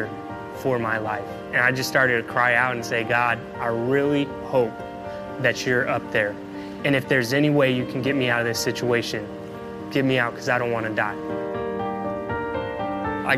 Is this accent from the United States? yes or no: yes; Oakland, California, United States; We grew up in the Bay Area, right there at East Oakland